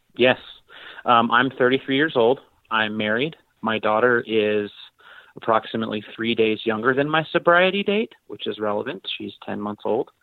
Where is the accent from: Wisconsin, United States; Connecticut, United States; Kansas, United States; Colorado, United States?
Colorado, United States; I'm mostly from Colorado to keep the story brief. Yes, I was born in Colorado